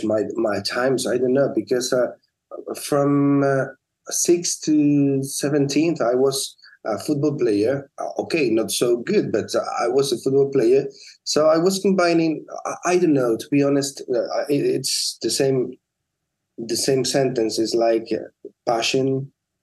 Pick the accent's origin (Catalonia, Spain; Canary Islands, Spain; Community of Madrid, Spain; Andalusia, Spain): Canary Islands, Spain; La Palma; also born or lived in Tenerife; When I was 17, I moved from La Palma to Tenerife to study medicine